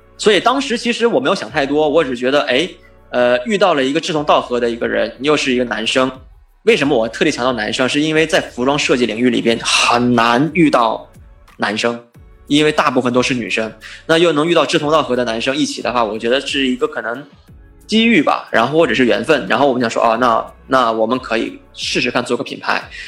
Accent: China; moved away as an adult; now in Los Angeles, United States; 作为一个留学生来到美国，中国留学生

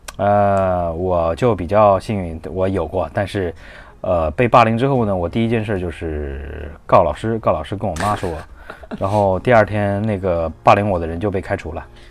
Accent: Hunan, China; moved away; 因为我们湖南那边的话特别严，包， 像高中啊、初中， 初中松一点儿，高中我们那边是封闭式教育

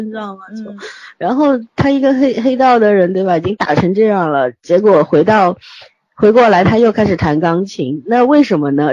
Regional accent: China; 我们大陆人

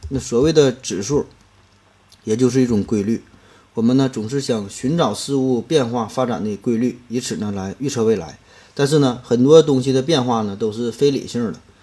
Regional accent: China; 对于我们中国人而言

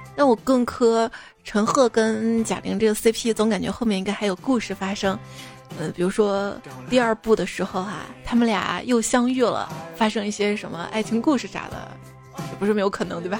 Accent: Xi'an, Shaanxi, China; 我是西安人

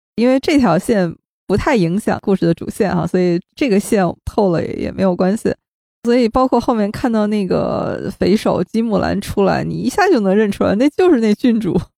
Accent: Shenyang, Liaoning, China; 我们都是沈阳人啊，都是沈阳老乡

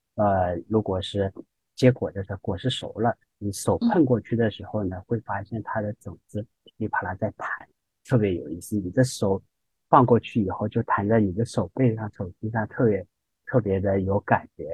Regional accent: Shanghai, China; 我们上海人吃

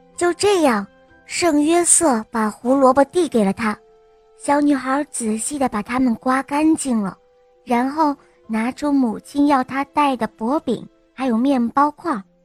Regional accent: Nanjing, Jiangsu, China; 我今天七岁了，我来自南京

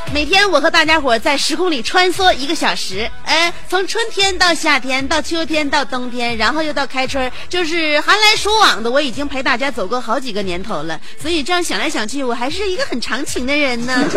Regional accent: Shenyang, Liaoning, China; 我们沈阳人很忙

